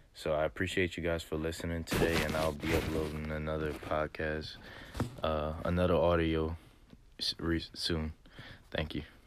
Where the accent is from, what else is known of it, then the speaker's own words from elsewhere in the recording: Lafayette, Louisiana, United States; I'm actually from Lafayette, Louisiana, real, real small town in Southwest Louisiana